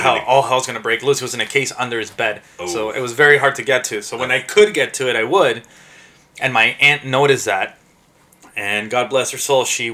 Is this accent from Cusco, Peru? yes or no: no; Lima, Peru; now in Toronto, Canada; Born and raised in Lima. I came here originally as a refugee